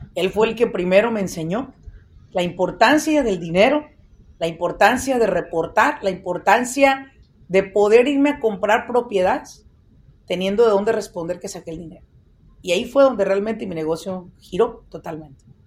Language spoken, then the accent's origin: Spanish; Mexico; moved away as an adult; also born or lived in Michoacán; now in United States; Soy una persona que ha vivido más en este país que en México. Sí, soy mexicana